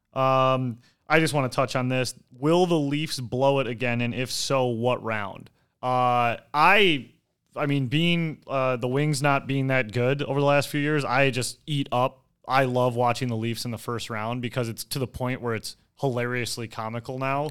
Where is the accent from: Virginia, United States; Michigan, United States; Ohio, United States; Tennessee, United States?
Michigan, United States; Detroit; I grew up in Detroit